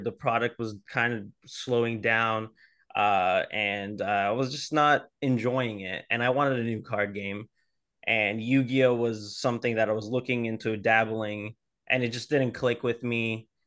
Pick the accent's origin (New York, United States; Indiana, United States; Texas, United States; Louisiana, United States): Louisiana, United States; New Orleans; moved away; originally, uh, I'm from New Orleans